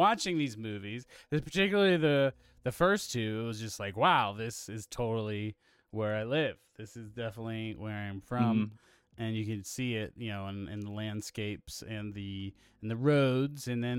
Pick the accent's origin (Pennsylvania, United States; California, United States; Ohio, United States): Pennsylvania, United States; Pittsburgh; So we are from Pittsburgh, Pennsylvania, and George Romero is heavily affiliated with the area.